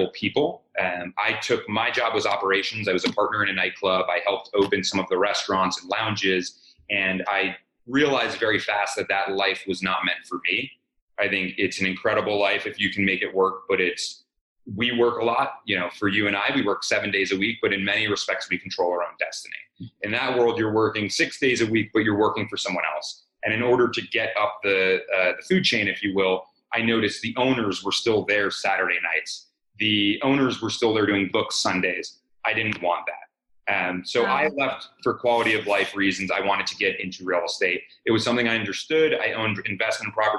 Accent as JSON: {"language": "English", "town": "Montclair", "region": "New Jersey", "country": "United States", "tie": "born or raised there", "moved": "as an adult", "lives_now": "New York City, United States", "said": "I grew up in Montclair, New Jersey, about 10 miles outside of New York"}